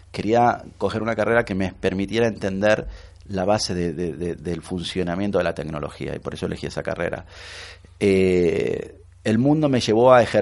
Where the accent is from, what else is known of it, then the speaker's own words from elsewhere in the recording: Buenos Aires, Argentina; now in Spain; Era argentino, soy de Buenos Aires eh, y hace casi 14 años que, vivo en España.